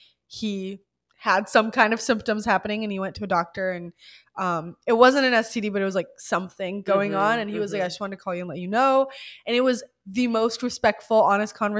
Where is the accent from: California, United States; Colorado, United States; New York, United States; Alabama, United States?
Alabama, United States; I grew up in the Bible Belt. I grew up in Alabama